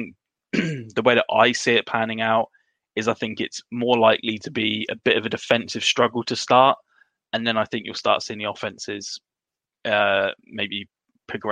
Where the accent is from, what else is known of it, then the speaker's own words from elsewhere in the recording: United Kingdom; being Brits